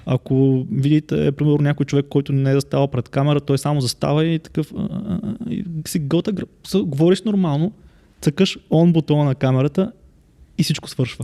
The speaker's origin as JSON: {"language": "Bulgarian", "town": "Yambol", "region": "Yambol Province", "country": "Bulgaria", "said": "Аз съм от Ямбол"}